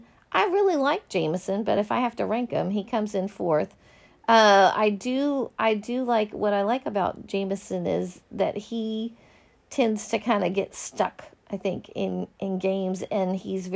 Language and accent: English; Kansas, United States; I'm from Kansas.